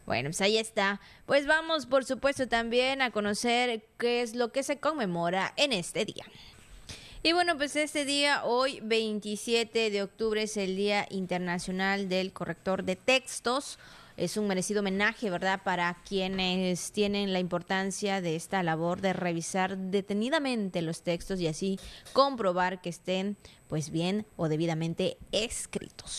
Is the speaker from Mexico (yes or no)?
yes; Mexico